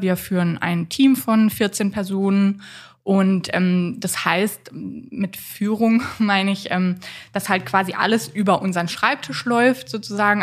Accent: Freiburg, Baden-Württemberg, Germany; also born or lived in Waldkirch; Aufgewachsen bin ich tatsächlich in größten Teilen in Freiburg

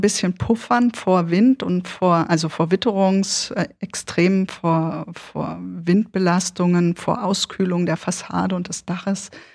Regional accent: Odenwald, Germany; accent: Berlin; also born or lived in Berlin / Göttingen / Kassel; Ich bin, bis ich sechseinhalb war, in Berlin groß geworden. Ähm, Moloch, wahnsinnig viele Leute, immer viel los, Partys und so weiter. Und dann umgezogen worden in den Odenwald.

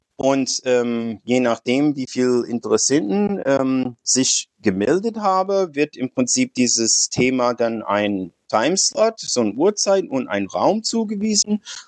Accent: United States; German is a second language; moved away as an adult; now in Frankfurt, Germany; ich bin Amerikaner, ich bin äh, ungefähr 60, äh, ich wohne in Deutschland seit 30 Jahren.

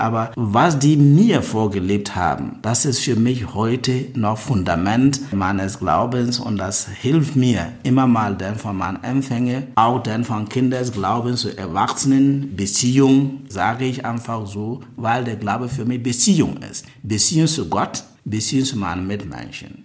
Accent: Ghana; moved away as an adult; now in Berlin, Germany; Ich komme aus Ghana.

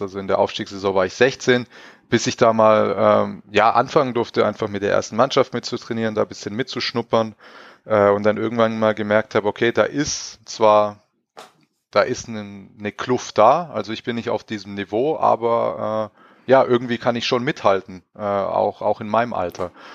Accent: Crailsheim, Baden-Württemberg, Germany; moved away as an adult; also born or lived in Villingen-Schwenningen / Rastatt / Karlsruhe; meine ersten Schritte habe ich in Kreilsheim gemacht, in meiner Heimatstadt

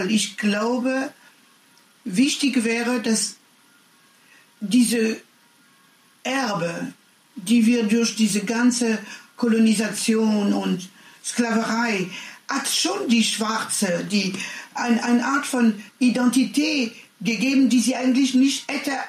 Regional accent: France; German is a second language; Das tut man nicht, das kann, äh, nicht als Französin. Doch, das kann ich. Weil ich spüre das andere. Ich habe, sie, ich habe diese Sprache nicht in der Schule gelernt, sondern indem ich mit die Deutsche gelebt habe.

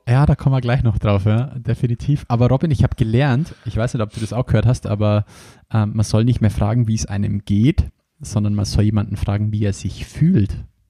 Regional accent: Bavaria, Germany; Bei uns in Bayern sagt man nur Fasching dazu

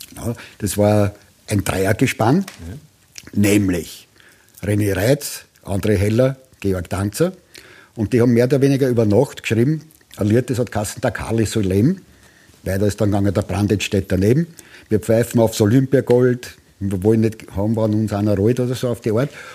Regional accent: Austria; also born or lived in Tuscany, Italy; ich als Österreicher

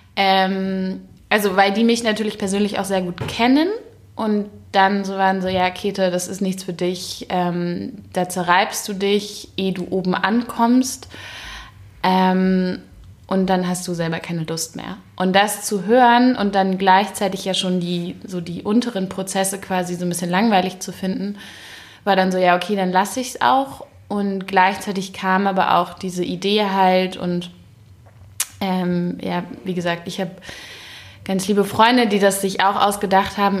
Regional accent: Berlin, Germany; also born or lived in Frankfurt; dann komme ich ja aus Berlin

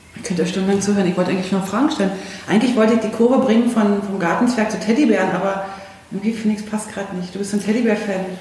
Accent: East Germany, Germany; ich bin ja aus dem Osten

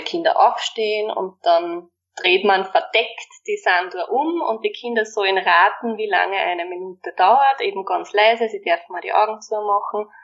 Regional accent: Waldviertel, Lower Austria, Austria; bei uns im Waldviertel

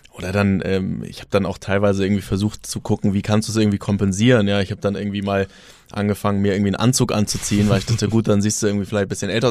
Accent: Germany; als, als Deutsche

